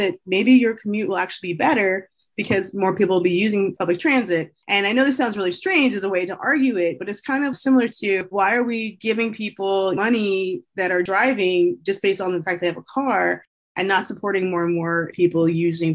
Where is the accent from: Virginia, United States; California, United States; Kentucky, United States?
California, United States; Southern; also born or lived in Bay Area, California; I come from Southern California in particular, and I live in the Bay Area later in life